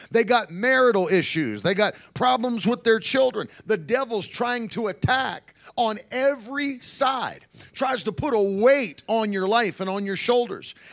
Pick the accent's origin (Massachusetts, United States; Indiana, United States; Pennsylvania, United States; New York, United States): Pennsylvania, United States; also born or lived in West Virginia; You know, I grew up near Amish country out in Pennsylvania and West Virginia, and you'd see that all the time.